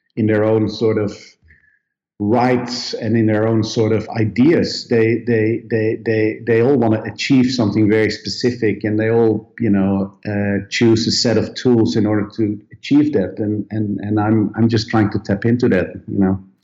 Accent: Netherlands; moved away as an adult; now in Sweden; I come originally from Holland

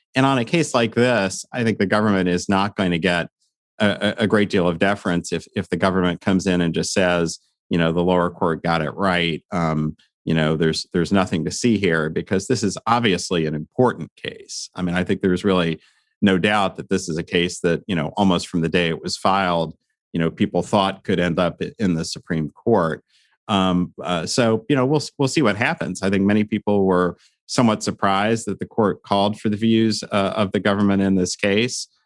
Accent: Lawrence, Kansas, United States; moved away; I got married in, in my hometown in, in Lawrence, Kansas

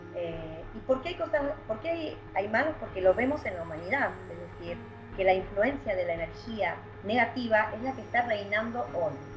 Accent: Argentina; trabajamos acá en equipo en, Argentina

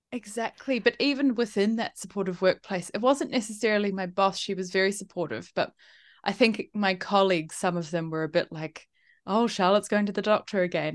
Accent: New Zealand; also born or lived in Italy / United Kingdom / Melbourne, Australia; now in Sydney, Australia; I'm from New Zealand originally. I grew up there

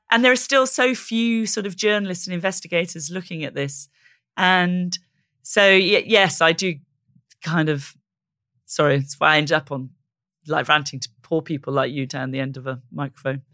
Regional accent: South Wales, United Kingdom; moved away; I'm from South Wales.

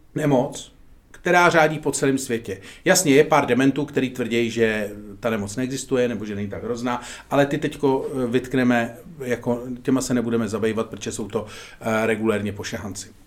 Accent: Czechia; jsme momentálně Češi

